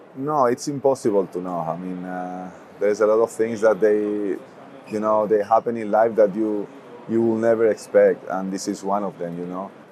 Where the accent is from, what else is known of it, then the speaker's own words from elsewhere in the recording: Toledo, Castilla-La Mancha, Spain; also born or lived in Madrid; a lot of people consider myself born and raised here in Madrid, even though I was born in Toledo, which is another city, um, 45 minutes away only